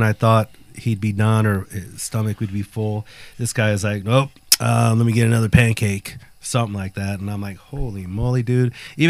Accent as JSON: {"language": "English", "region": "Guanajuato", "country": "Mexico", "tie": "born or raised there", "moved": "yes", "said": "I'm originally born in Mexico, Guanajuato. Así se vive. Panza verde. There you go. Shout out to my peeps in GTO. But I've been back home, obviously, to the motherland, my home state"}